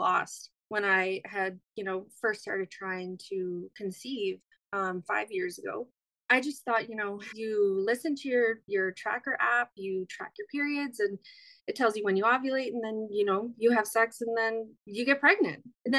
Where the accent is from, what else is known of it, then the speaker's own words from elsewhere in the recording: Eskasoni, Nova Scotia, Canada; also born or lived in Natoaganeg First Nation, New Brunswick; I am originally from Nunawanik First Nation, which is in New Brunswick. I'm 30 years old. I am Mi'kmaq. I grew up with my dad in Eskasoni First Nation, which is in Cape Breton Island.